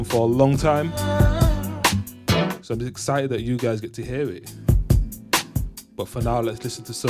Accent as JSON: {"language": "English", "town": "Leeds", "region": "Yorkshire and the Humber", "country": "United Kingdom", "tie": "born or raised there", "said": "all the way from Leeds, my hometown."}